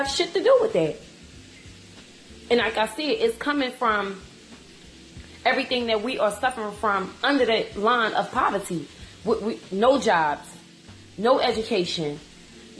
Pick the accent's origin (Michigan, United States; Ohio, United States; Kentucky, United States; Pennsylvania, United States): Pennsylvania, United States; Philadelphia; I'm from Philadelphia